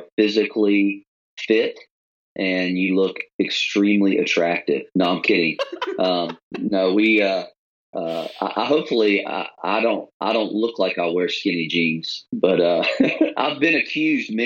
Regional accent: Richmond, Virginia, United States; moved away as an adult; now in Charlotte, United States; We actually came from another part of the East Coast. We're from Richmond originally. And so moved here 15 years ago

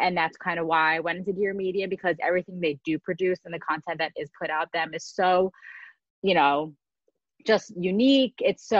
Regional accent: New Jersey, United States; I am from New Jersey, went to school at Michigan State, and now I'm going to be moving out to California in just a few short days to be for my full-time job

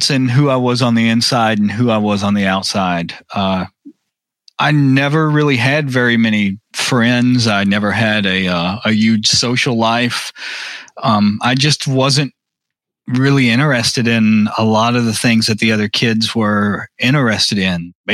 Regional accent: Arkansas, United States; also born or lived in Texas / Tennessee / Mississippi / Louisiana; I was born in Arkansas, but I grew up all throughout the South: uh, Arkansas, Texas, Tennessee, Mississippi, Louisiana.

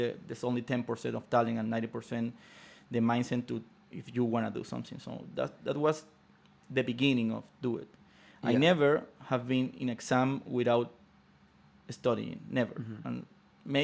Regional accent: Venezuela; Growing up in Venezuela

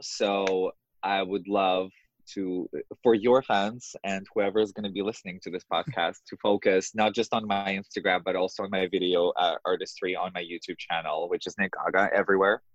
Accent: Moscow, Russia; English is a second language; moved away as an adult; now in New York, United States; I grew up in Moscow, in the capital in Russia

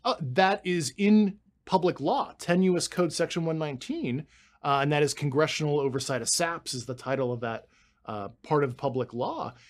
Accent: Pittsburgh, Pennsylvania, United States; moved away as an adult; I spent my entire life growing up in Pittsburgh, Pennsylvania

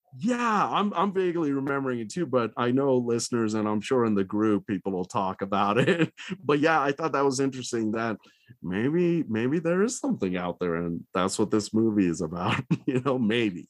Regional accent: Reno, Nevada, United States; moved away; also born or lived in Qatar; my hometown is Reno, so I visit my folks a lot there

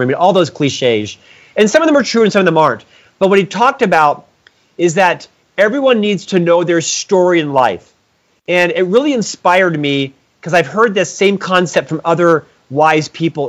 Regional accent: Orlando, Florida, United States; I was born in Orlando, Florida, to a middle class family

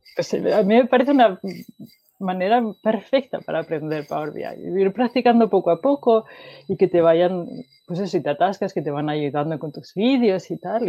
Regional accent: Asturias, Spain; moved away as an adult; also born or lived in Wales; now in Sweden; nací en Asturias, que es en el norte de España, y eh, estudié en Asturias también

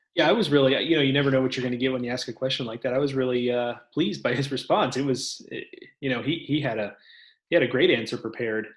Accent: Texas, United States; I'm a Texan

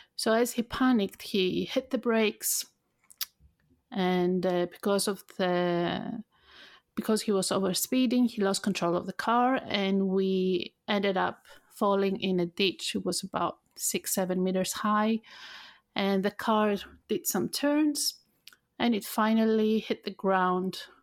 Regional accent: Thessaloniki, Central Macedonia, Greece; moved away; also born or lived in United Kingdom; my hometown, I lived in, uh, Thessaloniki, in north part of Greece

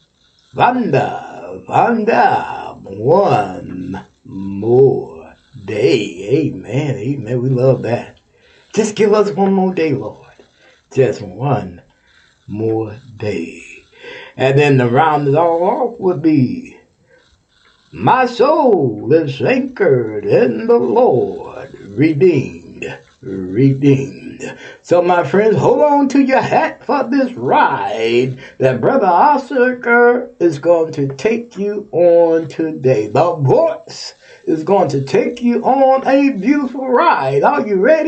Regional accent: Texas, United States; now in Ohio, United States; You my home state.

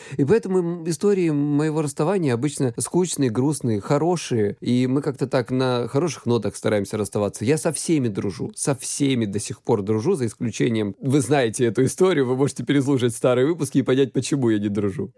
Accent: Krasnodar Krai, Russia; я с Кубани

